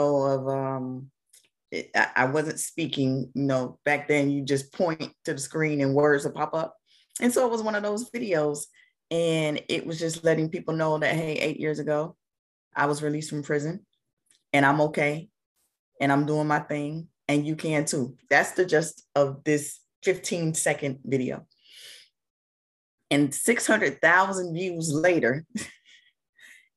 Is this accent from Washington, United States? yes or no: no; Jacksonville, Florida, United States; I'm from Jacksonville, Florida, born and raised